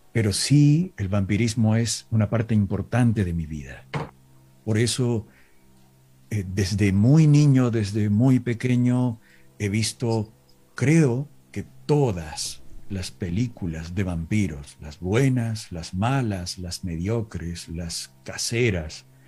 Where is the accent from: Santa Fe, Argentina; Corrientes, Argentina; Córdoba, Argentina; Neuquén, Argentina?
Córdoba, Argentina; Villa Dolores; born or raised there